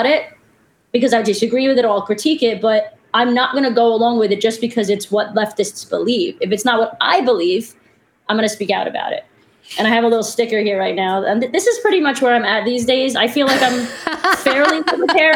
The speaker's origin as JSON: {"language": "English", "town": "New York City", "region": "New York", "country": "United States", "also_born_or_lived": "Florida", "said": "I'm from Brooklyn."}